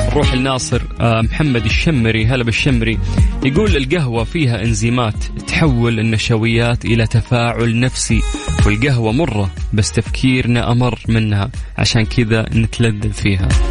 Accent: Saudi Arabia

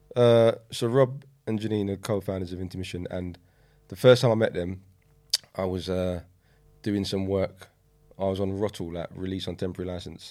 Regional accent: London, United Kingdom; I grew up in East London, um, on a, on a state

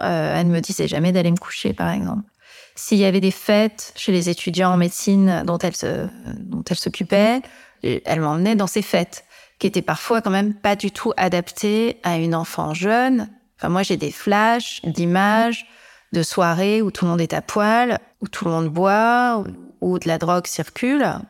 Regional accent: Amiens, Hauts-de-France, France; je suis née à Amiens, donc où je vis toujours

